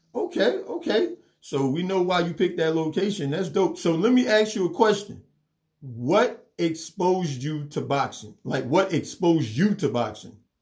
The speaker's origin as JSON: {"language": "English", "town": "New York City", "region": "New York", "country": "United States", "tie": "born or raised there", "said": "I grew up in New York City, so we didn't have no yard or nothing."}